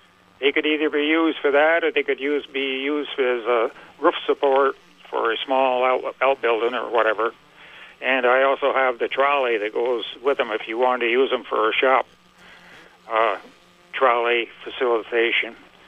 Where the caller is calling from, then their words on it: Port Henry, New York, United States; I'm calling from the Port Henry area, locale, mm-hmm. New York.